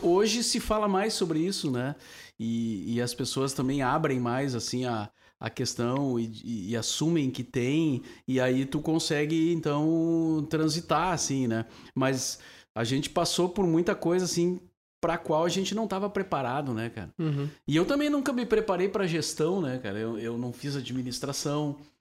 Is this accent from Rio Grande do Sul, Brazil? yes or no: yes; Cachoeira do Sul, Rio Grande do Sul, Brazil; moved away as an adult; now in Porto Alegre, Brazil; eu nasci em Cachoeira. Uh, daí trabalhei na Rádio Cachoeira, vim para cá tentar a vida na, na cidade